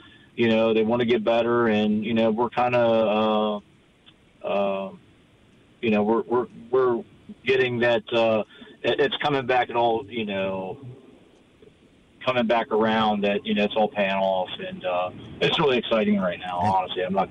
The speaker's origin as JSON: {"language": "English", "area": "Washington County", "region": "Maryland", "country": "United States", "tie": "born or raised there", "said": "So I'm originally from Washington County. I went to Clear Spring High School"}